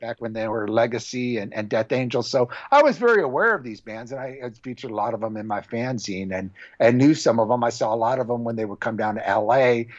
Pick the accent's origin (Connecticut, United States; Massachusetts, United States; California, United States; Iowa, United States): California, United States; Orange County; I grew up in Orange County